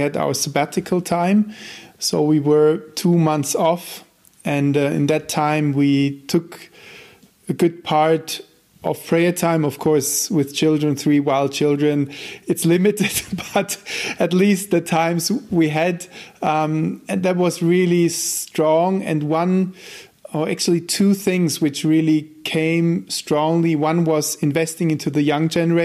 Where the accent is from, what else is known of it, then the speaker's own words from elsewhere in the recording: Germany; first language German; English is a second language; moved away as an adult; also born or lived in Switzerland; now in Austria; I'm German native